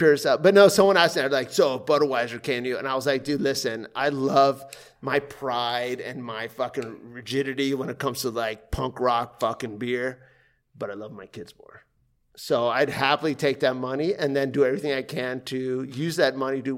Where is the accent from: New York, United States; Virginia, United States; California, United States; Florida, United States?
Florida, United States; Kendall; I grew up in Kendall